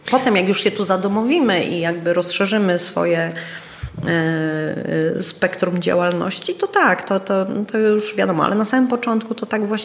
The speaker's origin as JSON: {"language": "Polish", "country": "Czechia", "accent": "Czech", "second_language": "Polish", "said": "sama siebie musiałam tam w pewnych e, e, momentach przedabingować, bo ten mój czesk"}